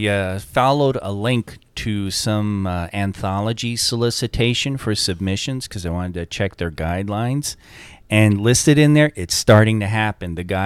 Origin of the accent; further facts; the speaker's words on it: Long Island, New York, United States; I grew up on Long Island, which has a real deep fishing tradition